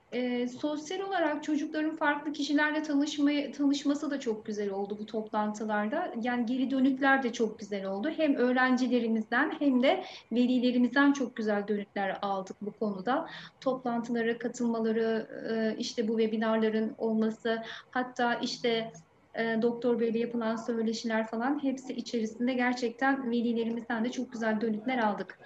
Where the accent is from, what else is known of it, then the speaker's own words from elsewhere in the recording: Aydın, Turkey; also born or lived in Şanlıurfa; Meslekteki yolculuğuma Şanlıurfa ilinde başlayıp memleketim olan Aydın'da devam ediyorum